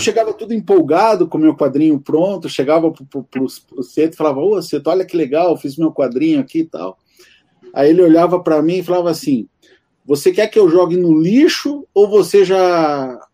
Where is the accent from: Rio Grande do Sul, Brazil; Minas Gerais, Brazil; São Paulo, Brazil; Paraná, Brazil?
Paraná, Brazil; Campo Magro; eu, eu sou aqui de Campo Magro, estou a 15, 15 minutos aqui de Santa Felicidade